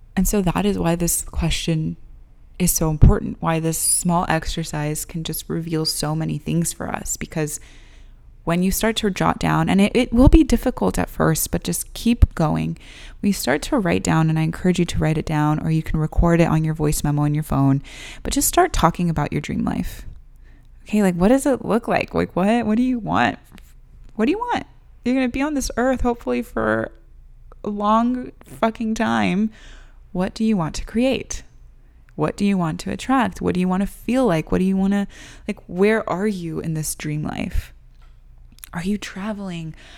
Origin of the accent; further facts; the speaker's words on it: United States; I was born and raised here in the United States